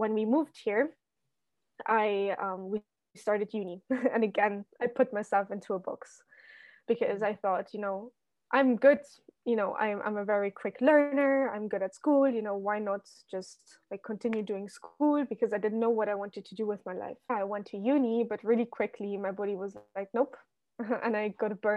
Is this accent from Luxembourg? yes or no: yes; Luxembourg; moved away as an adult; now in Amsterdam, Netherlands; I lived in my home country, Luxembourg, which, for everyone listening who doesn't know, it's like a tiny country in the middle of Europe, filled with nature and castles. And yeah, so basically I was born there and grew up there